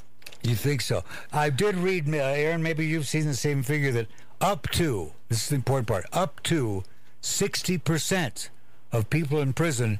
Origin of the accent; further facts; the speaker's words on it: Walla Walla, Washington, United States; moved away; I come from Walla Walla, Washington